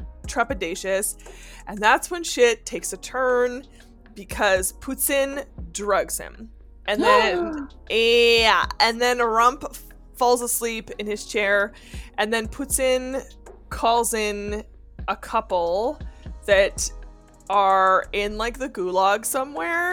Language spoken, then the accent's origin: English; Canada; as a Canadian